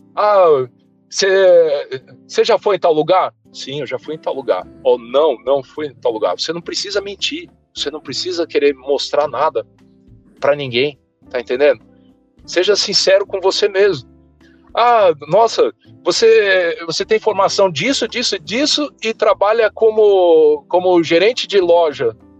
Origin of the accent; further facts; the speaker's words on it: São Paulo, Brazil; moved away as an adult; also born or lived in Volta Redonda, Rio de Janeiro / Balneário Camboriú, Santa Catarina; eu nasci em Volta Redonda, estado do Rio de Janeiro, fui criado boa parte da minha vida, né, minha, até minha adolescência, até, até o início da faculdade em São Paulo